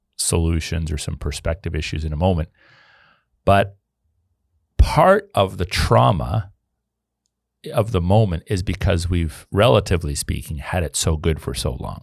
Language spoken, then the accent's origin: English; Canada; I'm a historical Canadian. You know, my family's been here on, through one of Alliance for almost four hundred years.